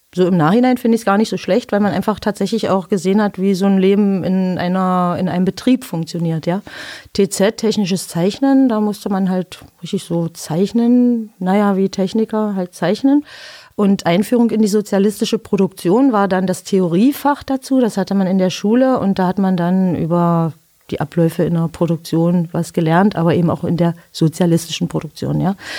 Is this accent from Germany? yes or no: yes; Biederitz, Saxony-Anhalt, Germany; also born or lived in Magdeburg; bin geboren in Magdeburg, habe auf so einem Dorf, äh, bin ich aufgewachsen in Biederitz, zehn Kilometer von Magdeburg entfernt